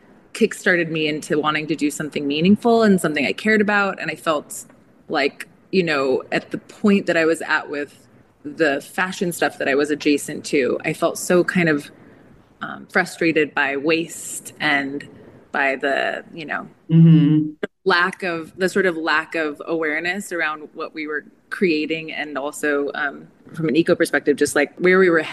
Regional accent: Southern California, United States; I grew up in Southern California around a lot of like agriculture farming towns.

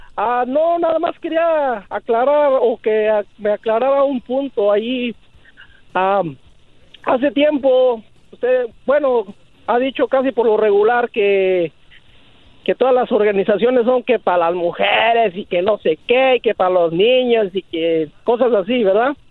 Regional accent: Michoacán, Mexico; yo soy de Michoacán

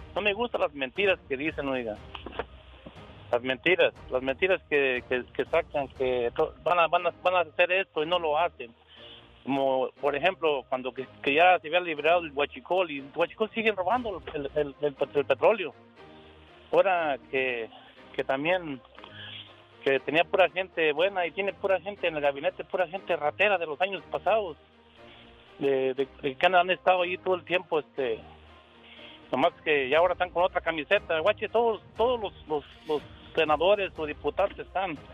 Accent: Guanajuato, Mexico; now in Denver, United States

